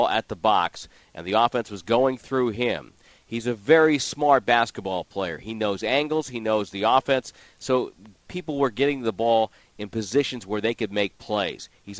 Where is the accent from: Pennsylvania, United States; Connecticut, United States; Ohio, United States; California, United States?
Connecticut, United States; moved away; I grew up in Connecticut